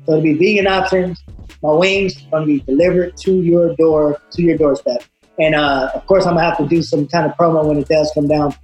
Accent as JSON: {"language": "English", "town": "Moreno Valley", "region": "California", "country": "United States", "said": "I'm from Reno Valley, California."}